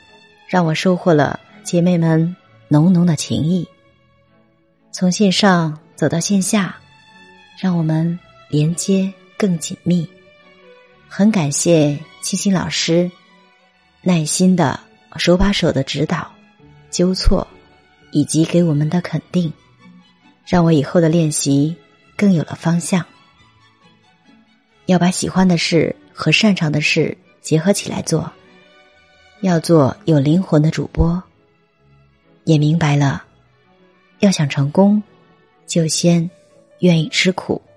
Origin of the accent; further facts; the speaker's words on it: Wuxi, Jiangsu, China; 是女人课堂主播孵化学员，我来自江苏无锡，是一名自由创业者。